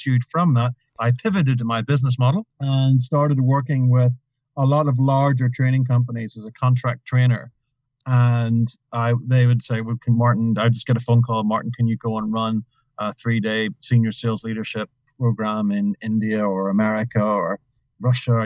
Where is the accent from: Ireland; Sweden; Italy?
Ireland; Being Irish